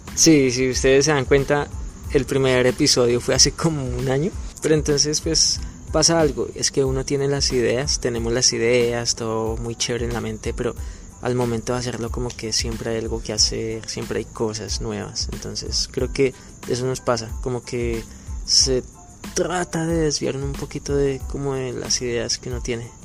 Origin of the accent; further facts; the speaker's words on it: Colombia; moved away as an adult; now in Goiânia, Brazil; salimos del país, de Colombia